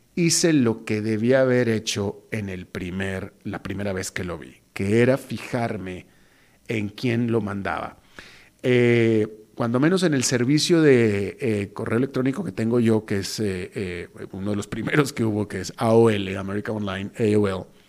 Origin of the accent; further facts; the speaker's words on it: Monterrey, Nuevo León, Mexico; also born or lived in Costa Rica; now in San José, Costa Rica; mi tierra donde me echaron al mundo, que es Monterrey, México